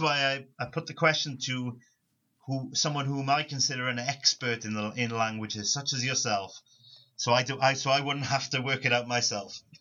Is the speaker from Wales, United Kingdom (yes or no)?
yes; Rhondda Valley, South Wales, United Kingdom; first language English; I come from South Wales, uh, a, a small place called the Rhondda Valley, and predominantly where I come from, English is the native native language of most people